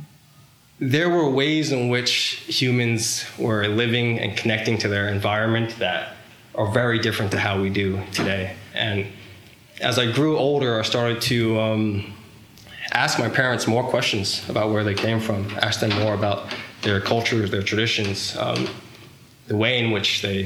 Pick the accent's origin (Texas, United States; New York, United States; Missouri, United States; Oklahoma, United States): New York, United States; Long Island; growing up in Long Island, New York